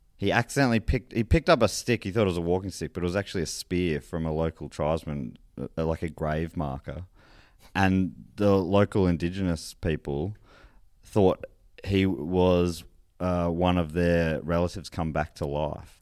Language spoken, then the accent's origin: English; Moorabbin, Victoria, Australia; old mates I grew up with in Moorabbin